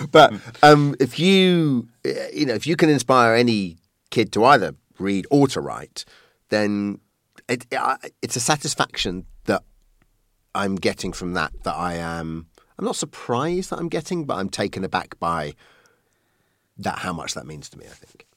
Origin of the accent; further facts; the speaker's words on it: Colchester, East of England, United Kingdom; now in London, United Kingdom; I was born in Colchester from, uh, Irish stock